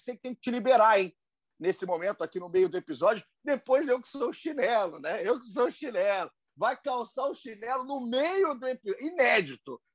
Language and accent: Portuguese; Juiz de Fora, Minas Gerais, Brazil; Eu sou de Minas, de Juiz de Fora